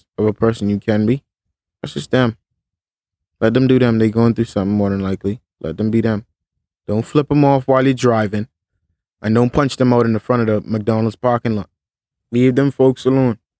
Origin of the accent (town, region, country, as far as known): Bahamas